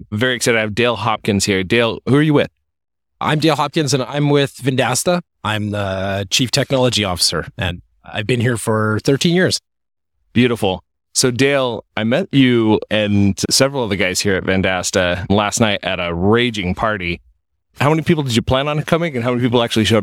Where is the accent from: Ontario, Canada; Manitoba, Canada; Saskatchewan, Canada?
Saskatchewan, Canada; Saskatoon; I'm from Saskatoon